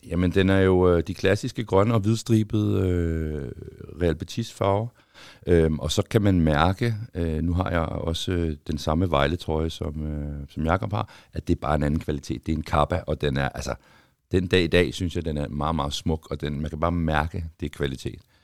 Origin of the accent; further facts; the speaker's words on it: Copenhagen, Capital Region of Denmark, Denmark; har jeg født og opvokset i København